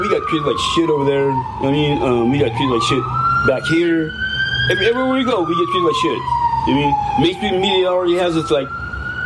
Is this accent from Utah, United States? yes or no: no; Bell Gardens, California, United States; I grew up in Bell Gardens, California.